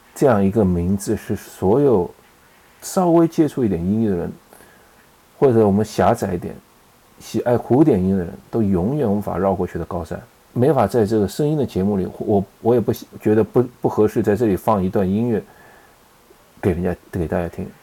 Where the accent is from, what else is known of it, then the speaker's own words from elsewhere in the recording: China; 我们中国人